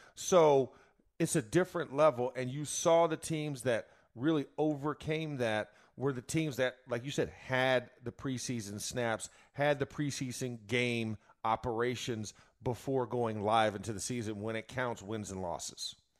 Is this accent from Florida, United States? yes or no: yes; Florida, United States; I'm from Florida